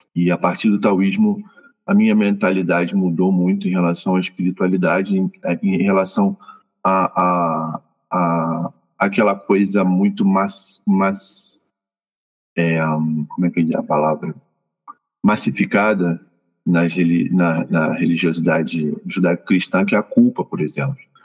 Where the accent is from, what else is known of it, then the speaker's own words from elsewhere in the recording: Rio de Janeiro, Brazil; also born or lived in Mexico City, Mexico; now in Cuernavaca, Mexico; Sou natural de Realengo, lá no Rio de Janeiro